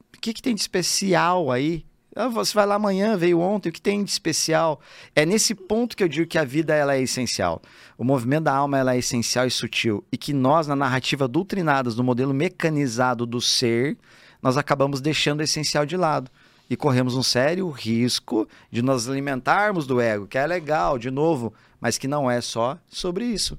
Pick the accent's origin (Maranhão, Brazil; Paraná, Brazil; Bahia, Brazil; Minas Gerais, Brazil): Paraná, Brazil; Telêmaco Borba; moved away as an adult; eu decido sair lá da minha cidade, Telemaco Borba, no Paraná, interiorzão